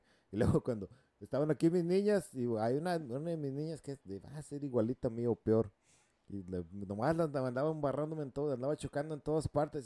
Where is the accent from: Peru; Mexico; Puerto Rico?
Mexico; moved away as an adult; also born or lived in California, United States / Costa Rica (mother's origin); now in United States; yo nací en el estado en California, pero vivía allá en México la mayoría pues, de, de, niño y mi adolescencia. Ya me, me, regresé para acá como a los 20